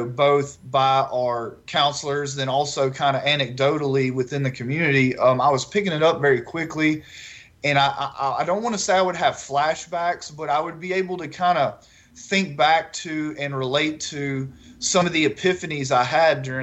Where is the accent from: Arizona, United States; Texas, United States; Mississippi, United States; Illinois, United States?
Texas, United States; Northeast; moved away as an adult; now in Baton Rouge, United States; I grew up in Northeast Texas.